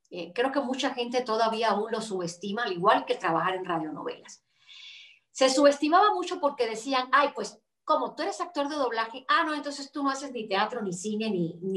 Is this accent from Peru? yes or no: no; Cuba; yo crecí con ese personaje en Cuba